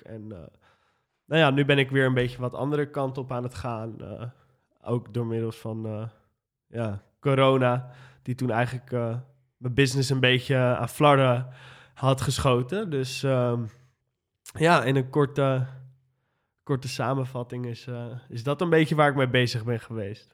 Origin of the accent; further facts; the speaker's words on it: Amsterdam, North Holland, Netherlands; ik ben geboren en getogen Amsterdammer, in de Pijp geboren. En ehm, toen zijn mijn ouders naar Nieuw-West verhuisd